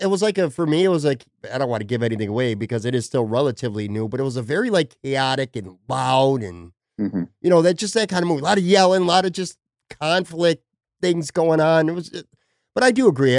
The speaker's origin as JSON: {"language": "English", "town": "Buffalo", "region": "New York", "country": "United States", "moved": "yes", "lives_now": "Florida, United States", "said": "I'm from Buffalo. I'm a New York guy."}